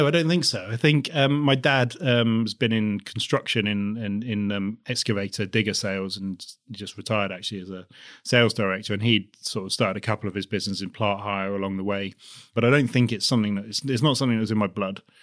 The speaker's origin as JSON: {"language": "English", "town": "Basingstoke", "region": "South East England", "country": "United Kingdom", "tie": "born or raised there", "said": "I grew up, I'm from, from Hampshire, just outside Basingstoke"}